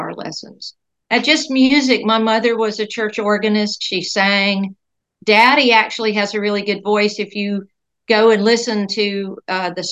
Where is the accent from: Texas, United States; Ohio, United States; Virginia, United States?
Virginia, United States; Scottsville; also born or lived in Altavista, Virginia; now in Indiana, United States; I grew up in Central Virginia.